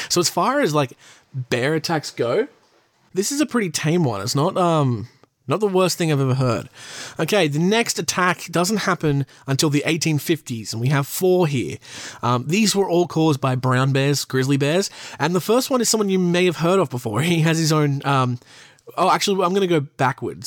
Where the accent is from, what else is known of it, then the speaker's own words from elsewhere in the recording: Australia; I'm from Australia where you need a license to pretty much do everything